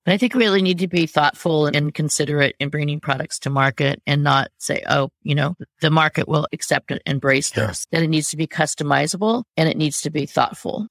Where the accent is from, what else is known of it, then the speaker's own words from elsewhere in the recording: United States; I'm American